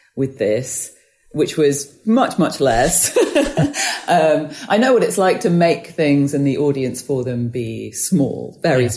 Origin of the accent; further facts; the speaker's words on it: United Kingdom; my passport says I'm British